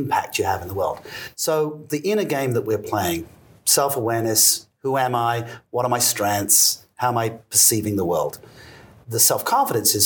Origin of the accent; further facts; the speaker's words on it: England, United Kingdom; also born or lived in Australia; now in Singapore; I'm English by birth, and then I traveled to Australia, and then, you know, moving to Asia